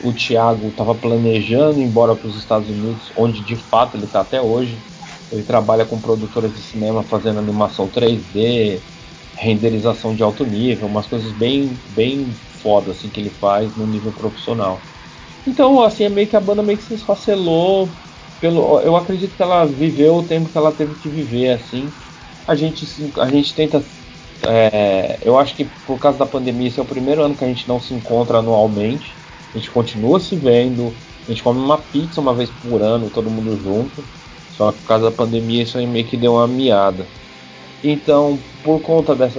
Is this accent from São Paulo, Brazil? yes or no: yes; São Paulo, Brazil; eu nasci em Santo Amaro, que é um bairro da Zona Sul, não tão Zona Sul extrema, que é onde eu cresci realmente. Eu cresci num bairro chamado Parque Sônia